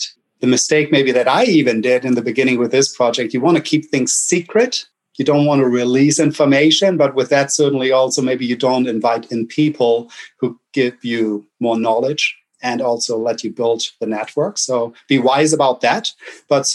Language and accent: English; Germany; accent: German; English is a second language; moved away as an adult; now in United States; I'm German